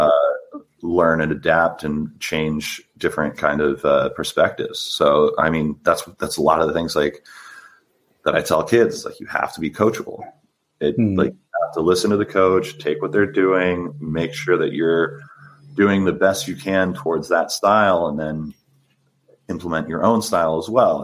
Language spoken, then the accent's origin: English; San Diego, California, United States; I'm from San Diego. Uh, I grew up. I played for my for my local high school